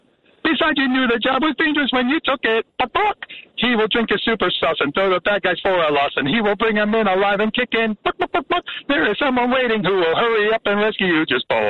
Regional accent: Willingboro, New Jersey, United States; now in Linwood, United States; When I was a kid, I grew up in Willingboro

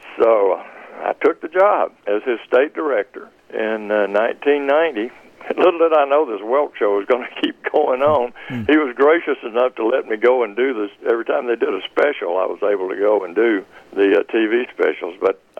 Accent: Mississippi, United States; moved away as an adult; also born or lived in Los Angeles; to get back home to Mississippi has been the greatest blessing.

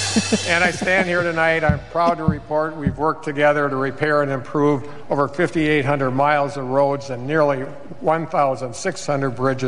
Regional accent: Plymouth, Wisconsin, United States; right by where Kathy and I grew up in Plymouth.

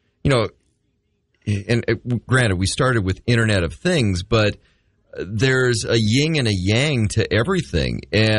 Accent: Midwest, United States; You know, or, yes, I say pop. I'm from the Midwest.

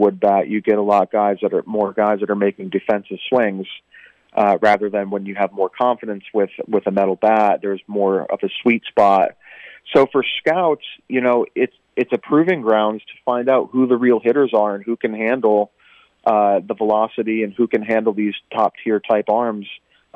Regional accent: Northeast, United States; moved away as an adult; now in Florida, United States; I'm from the Northeast originally

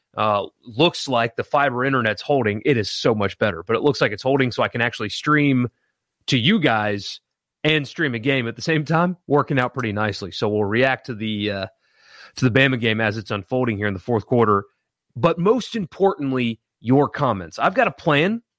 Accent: South Carolina, United States; I grew up in South Carolina

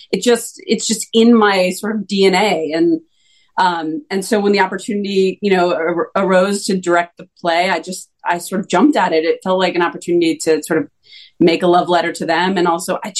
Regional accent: New Jersey, United States; I grew up in New Jersey.

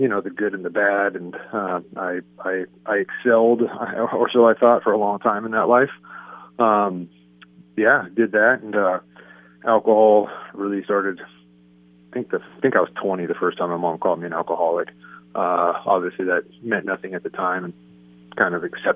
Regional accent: San Diego, California, United States; San Diego. Grew up by the stadium, up in a little part of San Diego called Sierra Mesa.

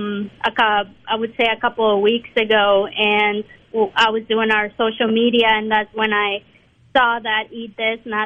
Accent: Mexico; now in Mississippi, United States; I grew up in Mexico, and I grew up having tacos for breakfast

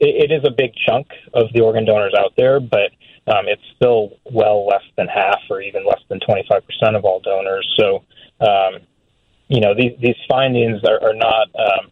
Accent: Michigan, United States; now in Boston, United States; I'm from Michigan, so I'm a Midwesterner.

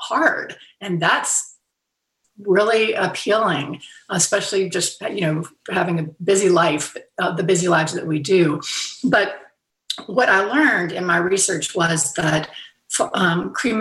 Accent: Fairhope, Alabama, United States; moved away; hometown in Fairhope, Alabama

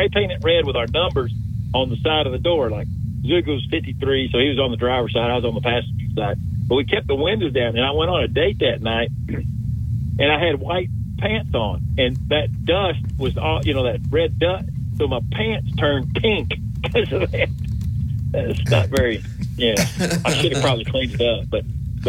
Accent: Center Point, Alabama, United States; I grew up in Center Point, which is right next to Hewitt Trussell.

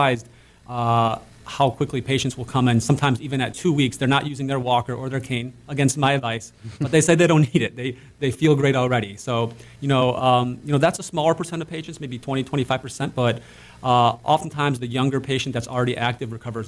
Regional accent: Cleveland, Ohio, United States; growing up in Cleveland

